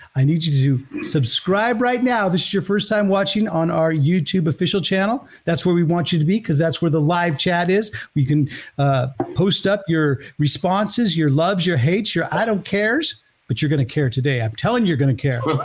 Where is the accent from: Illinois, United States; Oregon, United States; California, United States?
California, United States; Pleasanton; I'm originally from the Bay Area, from like outside San Francisco, Pleasanton, California.